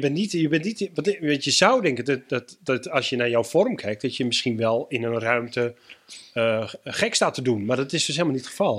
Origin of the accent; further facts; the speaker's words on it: Groningen, Netherlands; ik kom ook uit Groningen